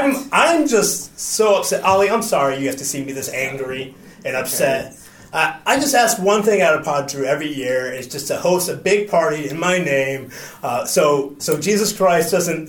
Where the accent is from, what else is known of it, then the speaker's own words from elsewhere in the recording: United States; I was born in America